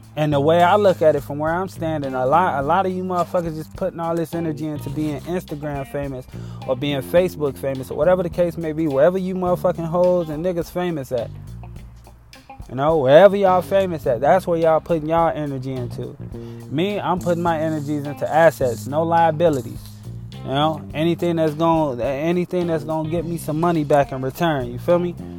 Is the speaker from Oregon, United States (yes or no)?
no; Chicago, Illinois, United States; I'm from Chicago